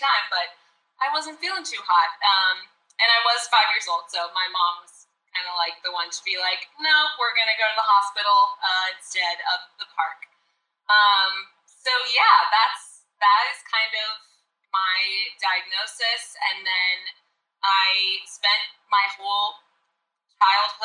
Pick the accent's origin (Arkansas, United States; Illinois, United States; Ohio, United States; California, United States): Arkansas, United States; moved away as an adult; now in Los Angeles, United States; I am originally from Arkansas. I grew up in a small town in America.